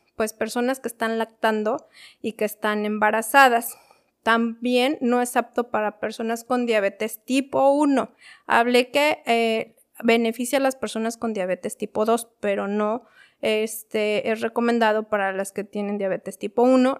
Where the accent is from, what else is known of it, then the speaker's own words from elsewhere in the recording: Mexico City, Mexico; yo soy de la Ciudad de México